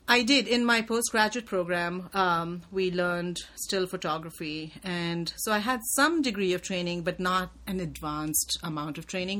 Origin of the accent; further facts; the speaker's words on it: India; I was just such a product of my time growing up in India